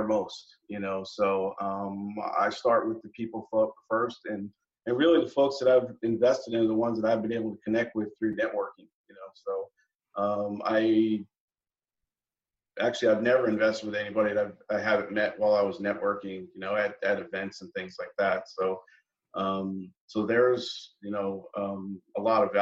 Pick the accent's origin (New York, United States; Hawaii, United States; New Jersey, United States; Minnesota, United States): New York, United States; Long Island; moved away as an adult; also born or lived in Texas; now in Tampa, United States; I was born in New York and raised in New York area in Long Island